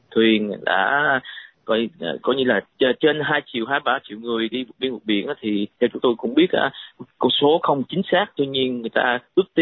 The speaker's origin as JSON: {"language": "Vietnamese", "town": "Sydney", "region": "New South Wales", "country": "Australia", "tie": "born or raised there", "said": "và tôi ờ, lớn lên ở Sydney à"}